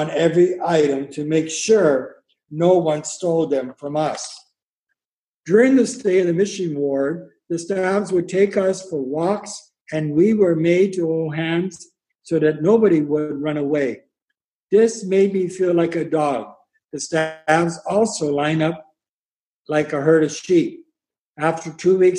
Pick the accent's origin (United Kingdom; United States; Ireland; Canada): Canada; Pembroke, Ontario; I was born in Pembroke, Ontario on February 9th, 1953.